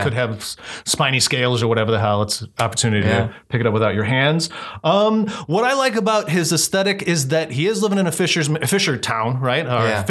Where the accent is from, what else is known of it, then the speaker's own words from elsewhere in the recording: Downers Grove, Illinois, United States; in my hometown, Downers Grove